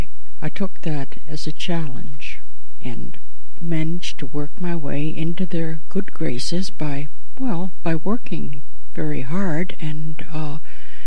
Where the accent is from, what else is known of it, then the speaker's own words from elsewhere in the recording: Chatham, Ontario, Canada; also born or lived in New York City; now in Toronto, Canada; 13 years on New York City's Lower East Side left me with a slightly Yiddish worldview, in spite of my Chatham, Ontario Anglo roots